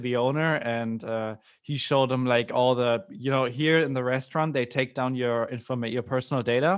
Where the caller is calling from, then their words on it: Hamburg, Germany; English is a second language; I'm speaking from Hamburg, Germany.